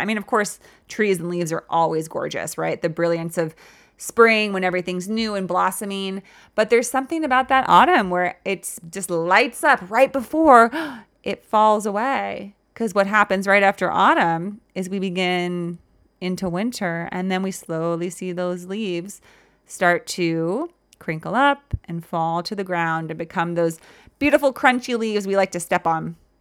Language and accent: English; California, United States; I grew up in California